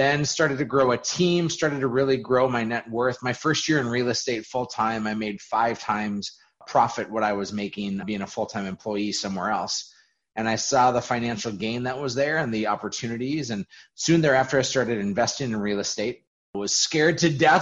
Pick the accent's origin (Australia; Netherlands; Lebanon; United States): United States; Fargo, North Dakota; I grew up in Fargo, North Dakota, always lived here.